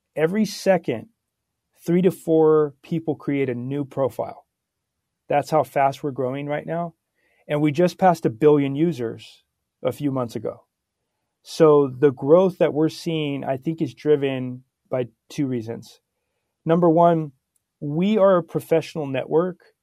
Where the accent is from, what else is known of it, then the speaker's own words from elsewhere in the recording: Santa Barbara, California, United States; born and raised in Santa Barbara, California